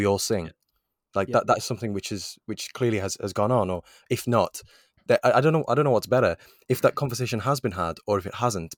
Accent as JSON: {"language": "English", "region": "Wales", "country": "United Kingdom", "said": "this is the standard of everything that I do as a Welsh international."}